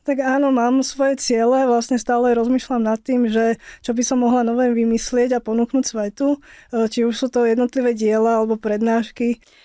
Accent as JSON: {"language": "Slovak", "country": "Slovakia", "said": "bola som prvá Slovenka"}